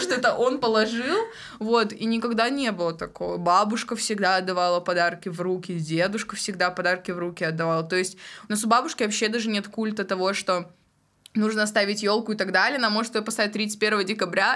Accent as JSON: {"language": "Russian", "town": "Golyshmanovo", "region": "Tyumen Oblast", "country": "Russia", "moved": "yes", "said": "я из Галышманова, это Тюменская область, вот. Но я училась 10-11 класс в Тюмени"}